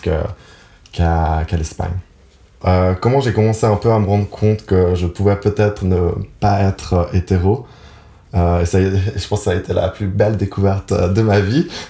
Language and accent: French; Geneva, Switzerland; je suis donc né à Genève. Donc j'ai passé toute ma vie à Genève